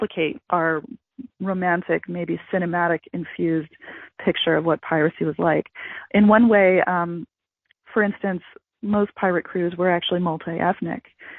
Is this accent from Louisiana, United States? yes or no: no; Gulf Coast region of Texas, United States; moved away; I'm originally from Texas. I'm from the Gulf Coast region of Texas